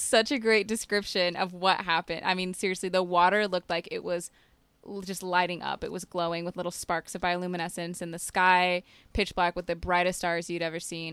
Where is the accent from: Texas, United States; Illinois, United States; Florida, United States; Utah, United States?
Utah, United States; moved away; I'm from Utah